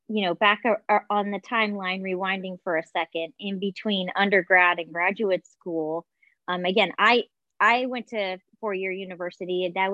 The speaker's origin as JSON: {"language": "English", "region": "Southwest", "country": "United States", "tie": "born or raised there", "also_born_or_lived": "Northeast", "said": "And so it was kind of scary, growing up in the Southwest, moving to the Northeast, relatively newlywed still, I was really young."}